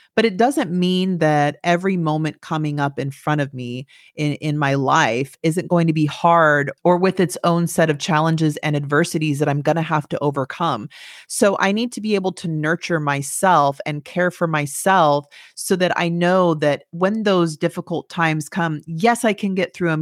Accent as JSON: {"language": "English", "town": "Turlock", "region": "California", "country": "United States", "tie": "born or raised there", "moved": "yes", "said": "I'm from Turlock"}